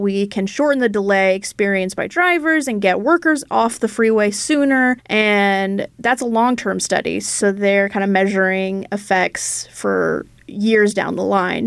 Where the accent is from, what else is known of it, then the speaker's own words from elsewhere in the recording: Idaho, United States; now in Minnesota, United States; my home state of Idaho